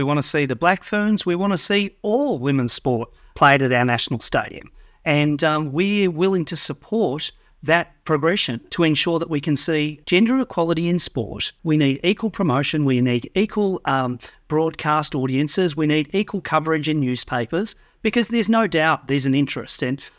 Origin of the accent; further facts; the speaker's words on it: Australia; now in New Zealand; as someone who grew up in Australia and now calls New Zealand and as a Kiwi citizen, it's the perfect model for me.